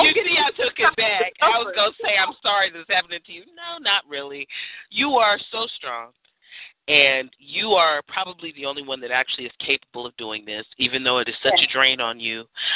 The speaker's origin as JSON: {"language": "English", "town": "San Francisco", "region": "California", "country": "United States", "tie": "born or raised there", "said": "But I grew up in the Haight-Ashbury, so everybody else was."}